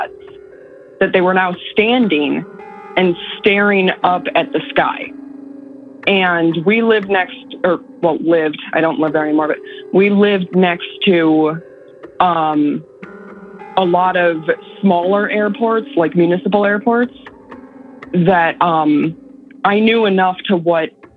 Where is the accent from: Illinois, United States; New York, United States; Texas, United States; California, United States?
Illinois, United States; Northern; now in San Antonio, United States; from Northern Illinois, where I grew up